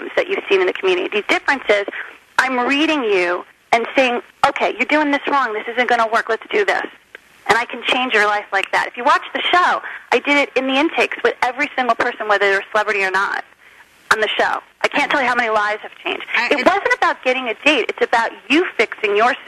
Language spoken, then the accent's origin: English; Short Hills, New Jersey, United States; also born or lived in Miami, Florida; now in California, United States; I grew up in Short Hills, New Jersey